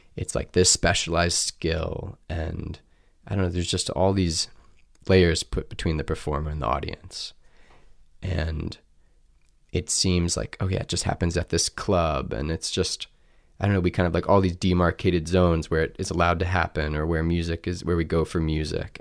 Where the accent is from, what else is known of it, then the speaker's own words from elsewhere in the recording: Columbia, United States; moved away as an adult; growing up in Columbia